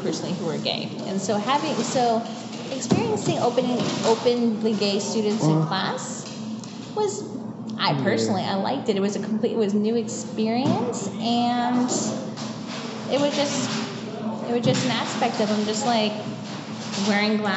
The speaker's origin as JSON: {"language": "English", "town": "Colgate", "region": "Ohio", "country": "United States", "moved": "yes", "said": "I am from, it's a very small town called Colgate, Ohio. 1,000 people in the town"}